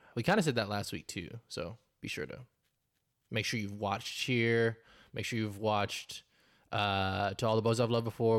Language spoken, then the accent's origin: English; North Carolina, United States; moved away as an adult; now in Texas, United States; I've lived in Texas for the last six years. I'm originally from North Carolina